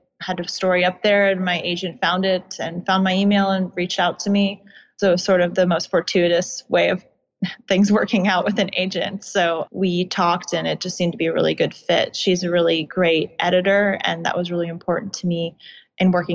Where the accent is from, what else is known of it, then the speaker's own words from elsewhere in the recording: suburbs of DC, Virginia, United States; I did grow up in Virginia. I grew up in the suburbs of DC